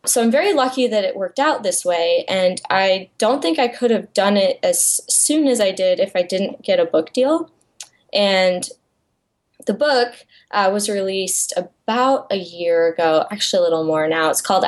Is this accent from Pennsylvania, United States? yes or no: no; Iowa, United States; moved away as an adult; now in Texas, United States; I grew up in Iowa in a very small town, and I was always the artsy kid.